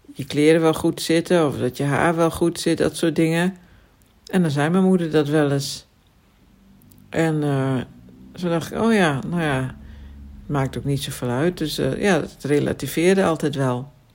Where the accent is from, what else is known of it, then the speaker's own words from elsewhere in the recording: Friesland, Netherlands; ik kom uit Friesland